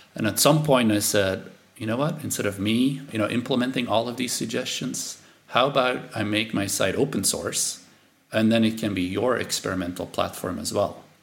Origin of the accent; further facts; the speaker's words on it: Belgium; first language Dutch; English is a second language; moved away; I'm from Belgium